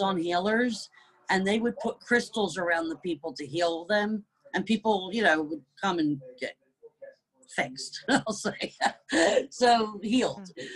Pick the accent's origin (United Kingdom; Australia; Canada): United Kingdom; also born or lived in New Jersey / East Coast of the United States; now in North Carolina, United States; raised in the UK